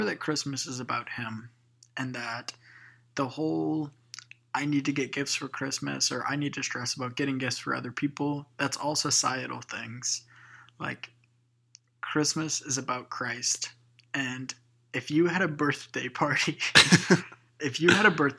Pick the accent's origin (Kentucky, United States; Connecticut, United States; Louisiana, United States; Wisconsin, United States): Louisiana, United States; we're from Louisiana